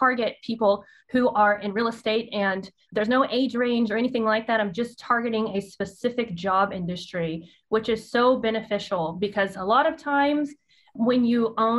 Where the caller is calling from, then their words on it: Dallas, Texas, United States; I am in Dallas. I say some words very country-like.